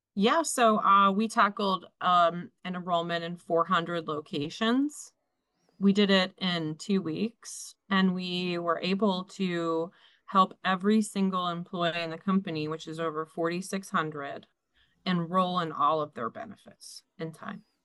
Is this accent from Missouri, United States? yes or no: no; Philadelphia, Pennsylvania, United States; moved away as an adult; now in New Jersey, United States; I grew up in Philadelphia. I moved here when I was 18